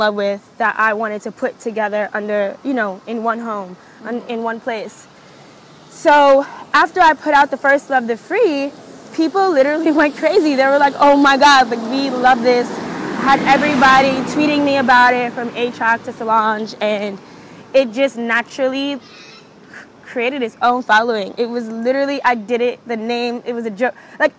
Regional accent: Brooklyn, New York, United States; because growing up in Brooklyn, that's what I grew up on.

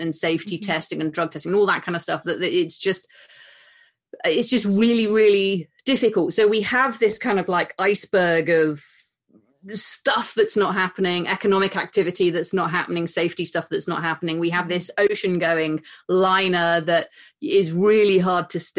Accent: United Kingdom; as a woman and as a British woman

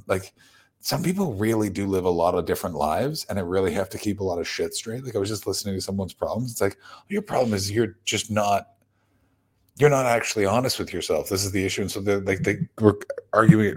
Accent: Canada; as a Canadian

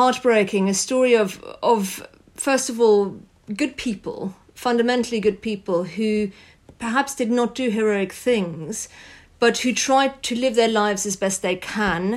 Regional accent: France; I grew up in France

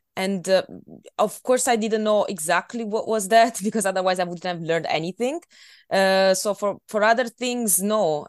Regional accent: Italy; English is a second language; moved away as an adult; now in Scotland, United Kingdom; I've been living in Italy for twenty-two years. So, um, I'm, I'm not Scottish, uh, but on the other hand, when I come back home, I'm, I'm still Italian

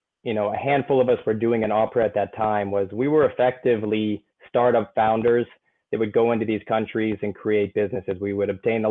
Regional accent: United States; moved away as an adult; also born or lived in South Africa / Nigeria; now in Norway; I'm an American. I live in Norway. I've been in Norway for close to 15 years.

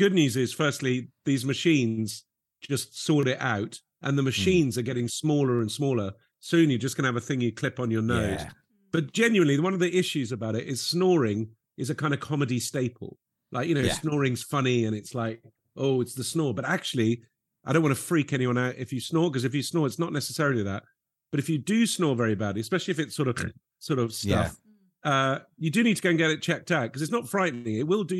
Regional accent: Lebanon; And I grew up in Lebanon, where comedy was not really big on the agenda, and people I used to really admire were like travel writers.

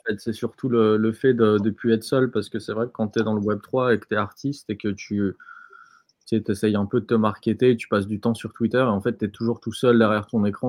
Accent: France

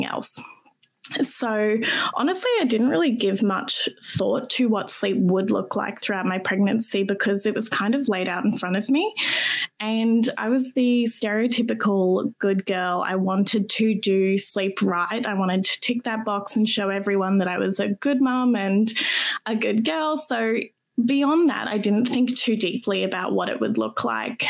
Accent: Brisbane, Queensland, Australia; Brisbane born and raised. And I live here

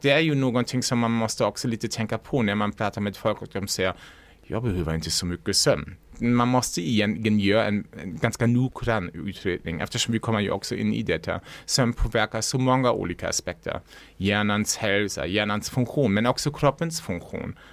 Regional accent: Lübeck, Schleswig-Holstein, Germany; Swedish is a second language; moved away as an adult; now in Sweden; Som man kanske också hör, jag kommer inte från Sverige. Jag mm. kommer från norra Tyskland, Lübeck

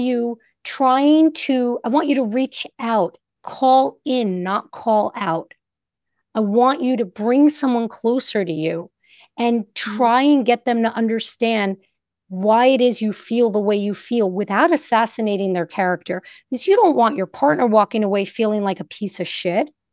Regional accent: Northeast, United States; I'm from the Northeast

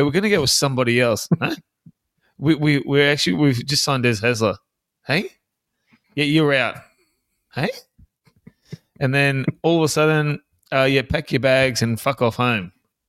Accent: South Africa; Oh, yes. No. I'm from South Africa.

